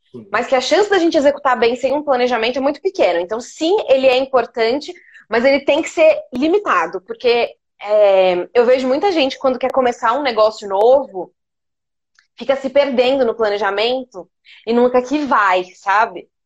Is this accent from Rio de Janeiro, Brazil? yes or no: no; Poços de Caldas, Minas Gerais, Brazil; moved away as an adult; now in São Paulo, Brazil; eu moro em São Paulo desde 2009, mas eu sou de Poços de Caldas, sou de Minas. Então também vim para cá para fazer faculdade